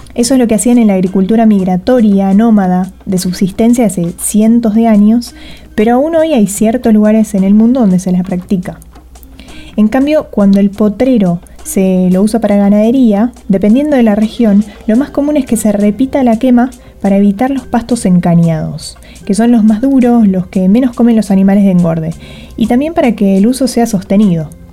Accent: Buenos Aires, Argentina; licenciada en Ciencias Ambientales, porteña

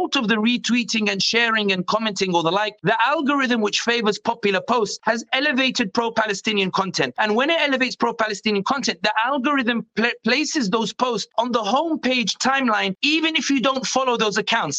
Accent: London, United Kingdom; born and raised in London, but originally from North Africa

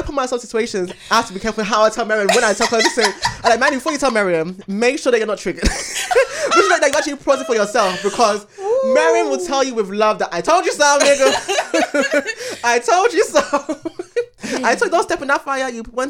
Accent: Ghana; being Ghanaian

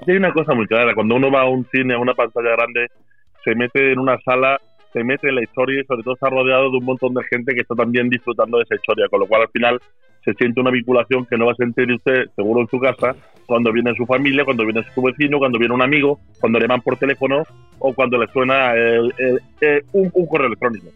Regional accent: Málaga, Andalusia, Spain; yo soy malagueño

